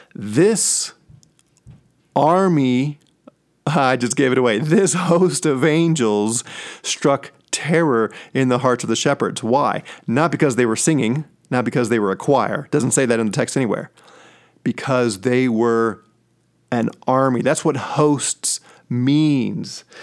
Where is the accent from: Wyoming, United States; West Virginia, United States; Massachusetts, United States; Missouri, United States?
Missouri, United States; St. Louis; now in Colorado Springs, United States; I'm from Saint Louis, and I'm a huge Saint Louis Cardinals fan.